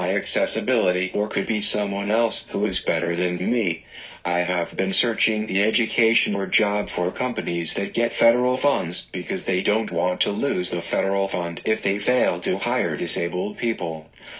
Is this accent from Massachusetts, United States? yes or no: no; Virginia, United States; also born or lived in Maryland / Washington, D.C. / New York; now in Georgia, United States; I was born and raised in Virginia, have lived in Maryland, Washington, D.C., New York, and now in Georgia. I have lived in Georgia for 7 years.